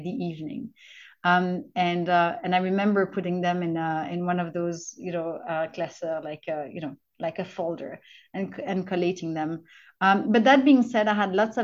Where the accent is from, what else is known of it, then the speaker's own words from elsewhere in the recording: Brussels, Brussels-Capital Region, Belgium; first language French; English is a second language; I was living in Brussels, which is my hometown. My mother tongue's French